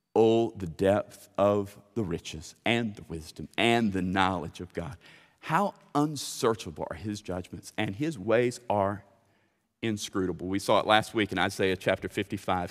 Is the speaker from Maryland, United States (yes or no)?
no; Lithia Springs, Central Florida, United States; I grew up swimming in Lithia Springs